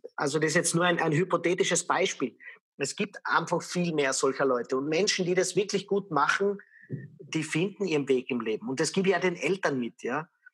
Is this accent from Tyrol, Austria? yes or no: yes; Lienz, Tyrol, Austria; moved away as an adult; also born or lived in Vienna; ich bin in einer sehr kleinen Stadt aufgewachsen in Österreich, in Tirol, in Lienz